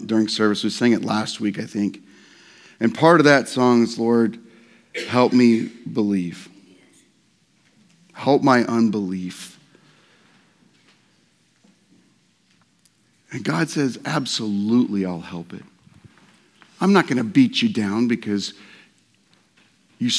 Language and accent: English; Nebraska, United States; I was born in Nebraska